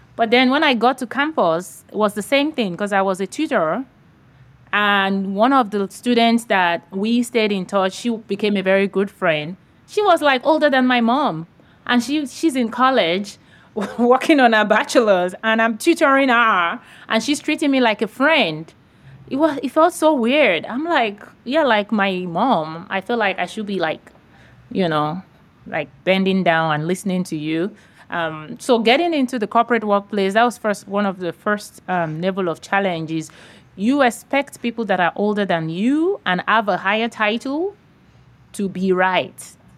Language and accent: English; Nigeria; now in San Diego, United States; I grew up in Nigeria, West Africa